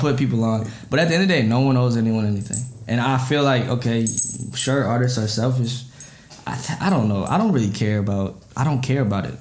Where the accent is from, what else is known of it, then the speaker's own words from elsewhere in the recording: Apple Valley, Minnesota, United States; also born or lived in Burnsville, Minnesota; I was born in Burnsville, um, but I went to uh, Eastview High School and I lived in Apple Valley